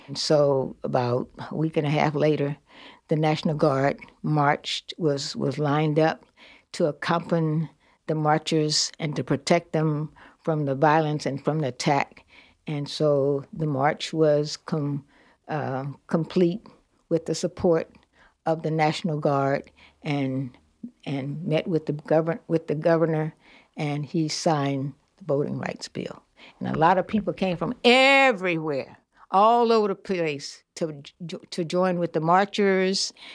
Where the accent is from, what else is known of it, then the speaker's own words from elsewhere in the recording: Mobile, Alabama, United States; moved away; also born or lived in Long Beach, California; I was born in Africa Town, Alabama